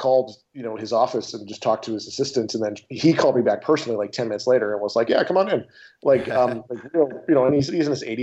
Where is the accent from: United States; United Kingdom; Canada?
Canada; Olds, Alberta; moved away; I'm from Canada originally, from a little town north of Calgary